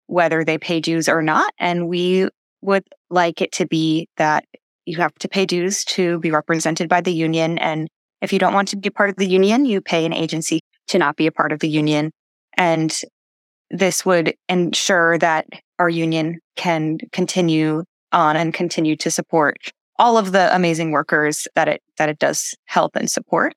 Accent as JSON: {"language": "English", "town": "New York City", "region": "New York", "country": "United States", "tie": "born or raised there", "said": "I grew up in the New York City area. I was able to live at my parents' house"}